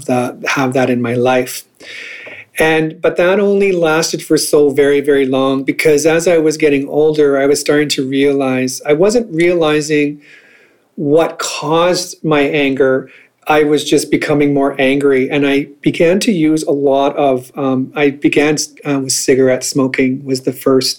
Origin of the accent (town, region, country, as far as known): northern Manitoba, Canada; born or raised there; also born or lived in St. Rose du Lac, Manitoba / Crane River, Manitoba / Dauphin, Manitoba